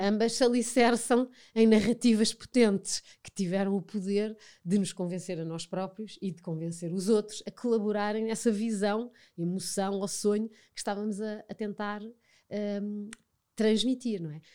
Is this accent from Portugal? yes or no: yes; Portugal; nascemos em Portugal, vivemos em Portugal, portanto, fazemos parte da cultura portuguesa